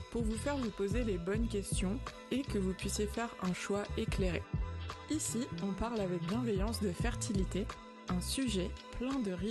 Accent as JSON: {"language": "French", "town": "Bordeaux", "region": "Nouvelle-Aquitaine", "country": "France", "tie": "born or raised there", "moved": "yes", "said": "nous aussi, on est originaire de Bordeaux parce qu'on a grandi là-bas."}